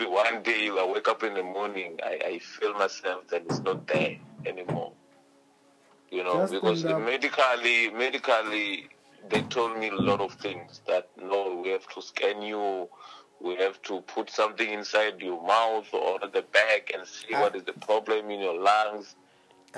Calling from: Tshiawelo, Limpopo, South Africa; I'm calling from Venda in Limpopo

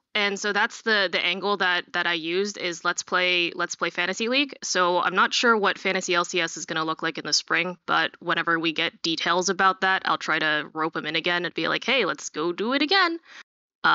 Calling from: Pittsburgh, Pennsylvania, United States; I'm calling from Pittsburgh, Pennsylvania.

